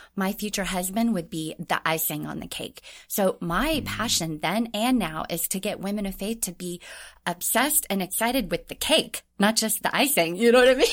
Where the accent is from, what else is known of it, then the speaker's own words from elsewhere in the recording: Orange County, California, United States; moved away as an adult; also born or lived in Anaheim, California / Tokyo, Japan / Hawaii; I grew up in Orange County